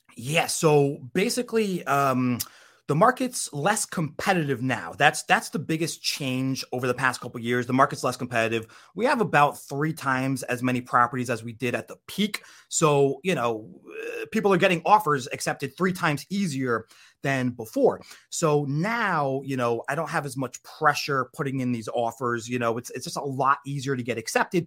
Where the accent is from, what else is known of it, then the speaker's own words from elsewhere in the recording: Connecticut, United States; moved away as an adult; now in Florida, United States; I grew up in Connecticut actually. Um, so that's I'm from the Northeast